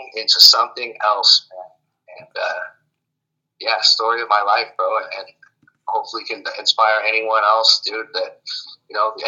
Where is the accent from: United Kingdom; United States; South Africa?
United States; Jackson, California; also born or lived in Boise, Idaho; it's Jackson. It's a small town I grew up